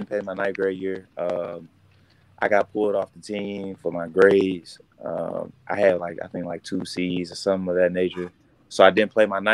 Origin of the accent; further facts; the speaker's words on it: Decatur, Alabama, United States; I'm from Decatur, Alabama. So I'm from North Alabama